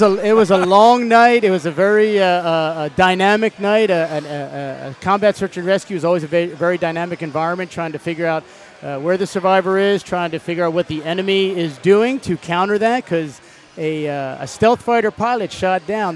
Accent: Cherry Hill, New Jersey, United States; moved away as an adult; born and raised in New Jersey, right across the river from Philadelphia

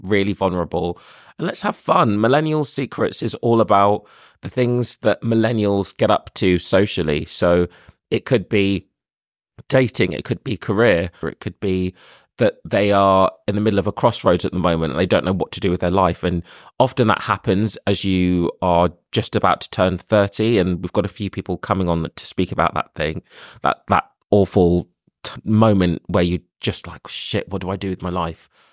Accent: London, United Kingdom; I am from London. I've lived here for twenty-eight years

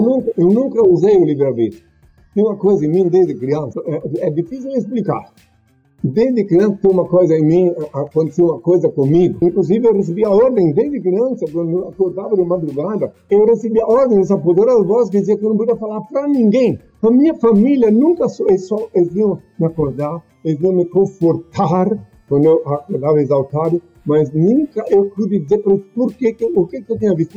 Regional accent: Blumenau, Santa Catarina, Brazil; moved away; na minha juventude Naquele tempo, lá em Blumenau, lá no litoral catarinense

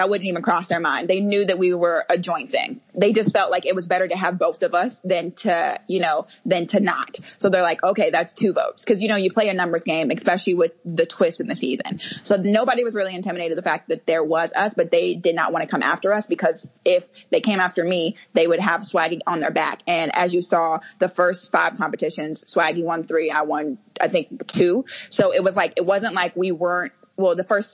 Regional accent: Kansas City, United States; moved away; I was born and raised Kansas City

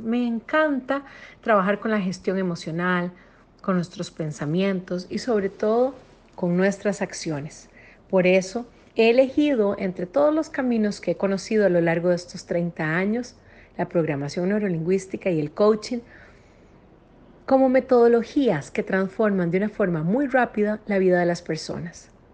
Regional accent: Costa Rica; soy costarricense

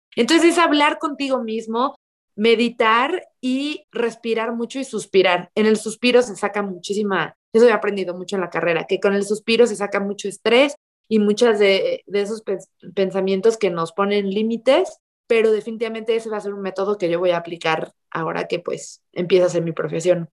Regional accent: Mexico; yo vengo de un lugar chiquito, soy de México

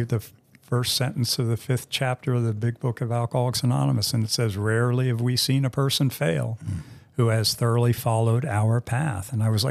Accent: East Coast, United States; He's from the West Coast. I'm from the East Coast.

